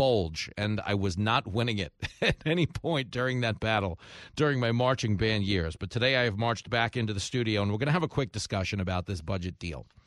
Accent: Levittown, New York, United States; I grew up in Levittown, and everybody in that town, it was America's first suburb.

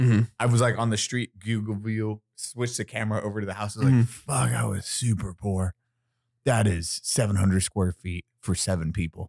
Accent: Crawfordsville, Indiana, United States; moved away; also born or lived in Midland; So I had Midland and then Indiana. Indiana's nothing but cornfields, getting drunk, all that. And then I lived in the podunk town. The most podunk town.

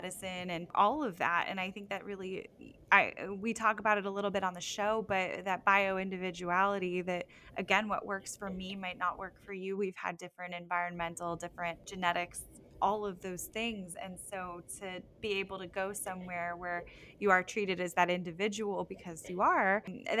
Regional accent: South Florida, United States; moved away; I'm originally from South Florida

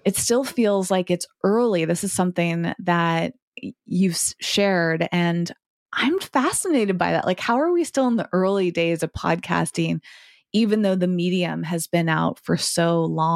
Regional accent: Massachusetts, United States; I grew up in Massachusetts, where I'm currently recording from today

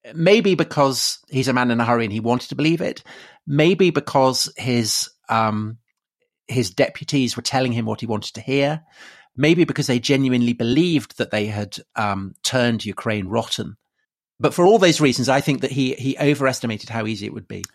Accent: United Kingdom; growing up in, in Britain in the nineteen eighties

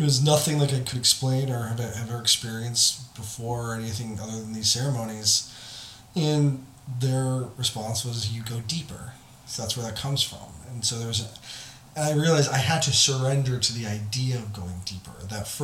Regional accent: United States; as American

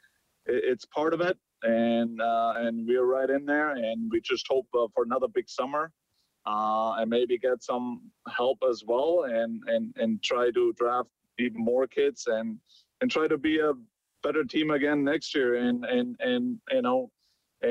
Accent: Germany; moved away; me being from Germany

